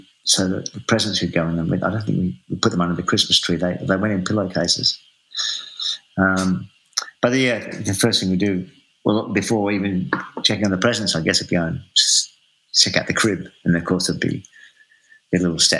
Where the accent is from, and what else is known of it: Adelaide, South Australia, Australia; born or raised there; now in Melbourne, Australia